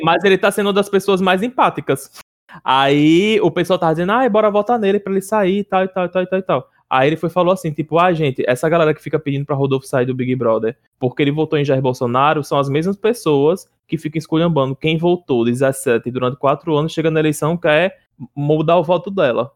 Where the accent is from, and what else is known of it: Northeast Brazil, Brazil